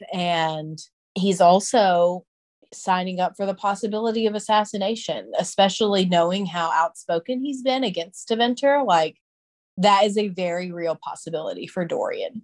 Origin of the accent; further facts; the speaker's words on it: the South, United States; as a Southerner